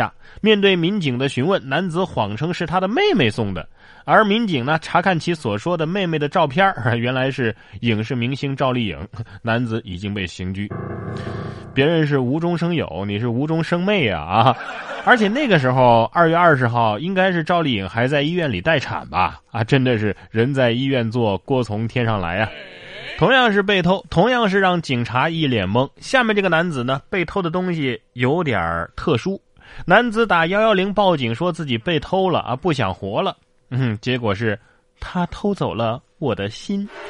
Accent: Hubei, China; now in Sichuan, China; 啊，咱们四川有四川的特色，

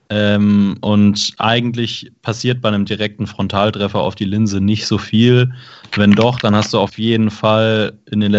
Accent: Baden-Württemberg, Germany; Genau, also ich komme aus der Stuttgarter Gegend und würde mich dann dementsprechend tatsächlich eher im Süden aufhalten.

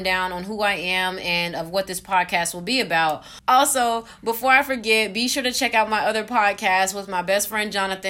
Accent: Atlanta, Georgia, United States; I am a 20-year-old from Atlanta

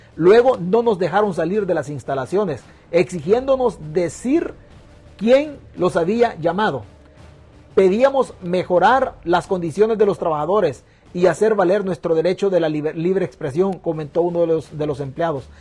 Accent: El Salvador; now in United States; mi tierra que me vio nacer

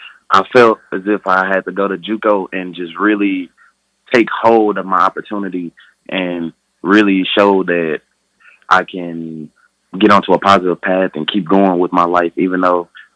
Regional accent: Houston, Texas, United States; My hometown is down in Houston, Texas. And I grew up down on the south side of Houston, Texas.

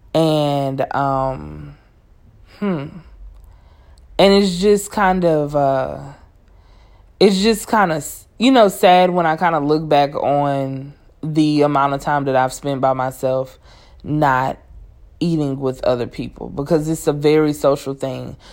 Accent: Cajun, Louisiana, United States; I'm Cajun, so everything come with rice

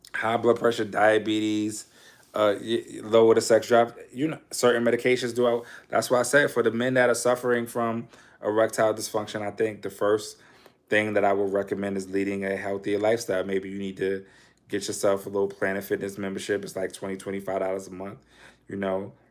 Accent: New York City, New York, United States; I'm from Harlem

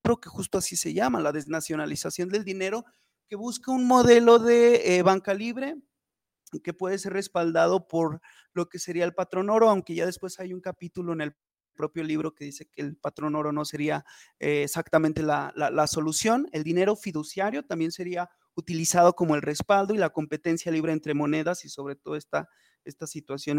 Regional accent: Fresnillo, Zacatecas, Mexico; soy abogado de Fresnillo, Zacatecas

